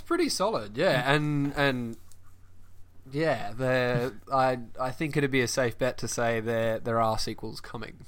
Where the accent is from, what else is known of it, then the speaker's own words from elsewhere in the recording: Perth, Western Australia, Australia; moved away as an adult; now in Bristol, United Kingdom; I'm from Perth, uh, Western Australia